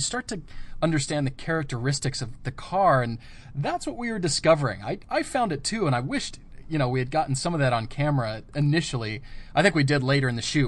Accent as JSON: {"language": "English", "region": "Colorado", "country": "United States", "tie": "born or raised there", "said": "I grew up in Colorado."}